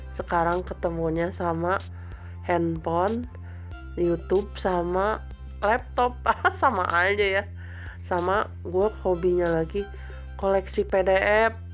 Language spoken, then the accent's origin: Indonesian; Bogor, West Java, Indonesia; now in Sukabumi, Indonesia; tempat saya besar dulu di Bogor ada botani terus ada BTM